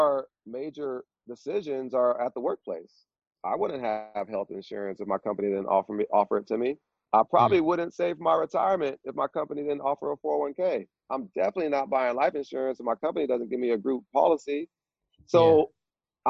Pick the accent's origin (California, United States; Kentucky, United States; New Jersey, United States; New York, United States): California, United States; Vallejo; I'm from Vallejo, California, and in my neighborhood that I grew up